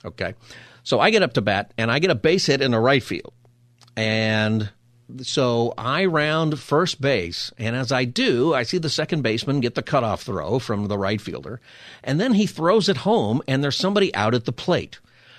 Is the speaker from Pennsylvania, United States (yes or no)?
no; Palmdale, California, United States; So I grew up in Palmdale, went to school in Lancaster, and we played people all over Southern California.